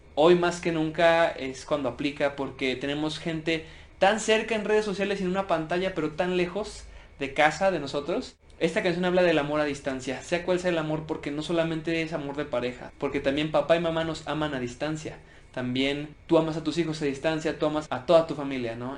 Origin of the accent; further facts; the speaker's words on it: Mexico; now in Mexico City, Mexico; soy cantautor mexicano y resido aquí en Ciudad de México